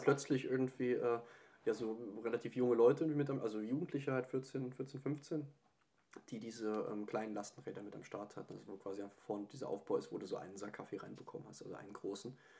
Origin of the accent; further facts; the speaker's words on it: Eifel, Germany; Ich stamme aus, äh, aus der Eifel